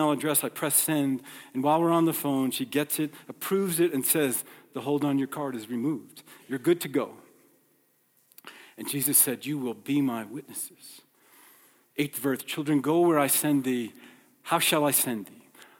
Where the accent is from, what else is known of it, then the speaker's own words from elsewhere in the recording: New York, United States; moved away; I grew up in New York